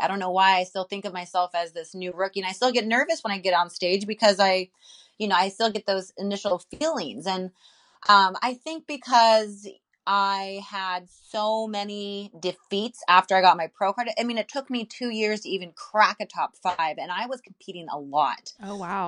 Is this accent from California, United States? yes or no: yes; Santa Cruz, California, United States; Santa Cruz, California